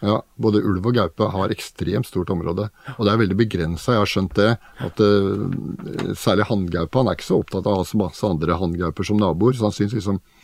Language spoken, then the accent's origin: Norwegian; Oslo, Norway; Jeg vokste opp i Oslo på Oppsal og Bøler